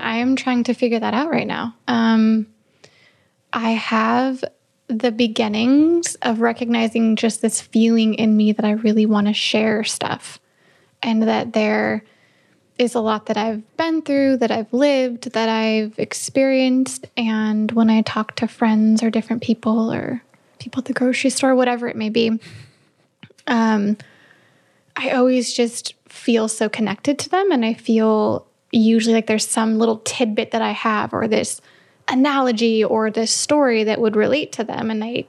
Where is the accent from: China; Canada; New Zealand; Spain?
Canada; accent: Canadian; I've realized that I'm Canadian when I say about